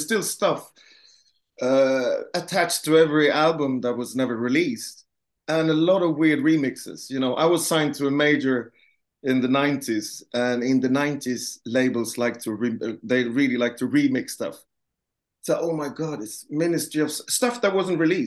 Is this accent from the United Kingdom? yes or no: no; Gothenburg, Västra Götaland, Sweden; Gothenburg, my hometown.